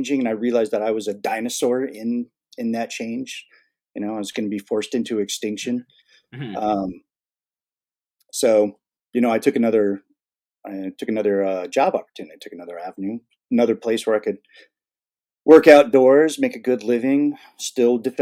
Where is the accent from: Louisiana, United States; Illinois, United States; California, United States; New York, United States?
California, United States; moved away as an adult; also born or lived in Texas; I'm actually originally from California. I grew up in California